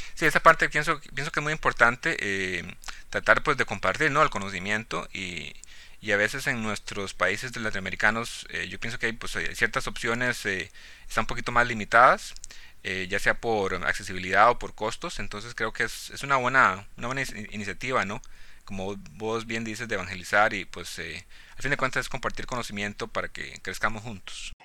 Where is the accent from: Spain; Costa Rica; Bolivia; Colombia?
Costa Rica; also born or lived in Cartago, Costa Rica; yo originalmente soy de, soy de Costa Rica, ¿no? Pues allá crecí en un, pueblito rural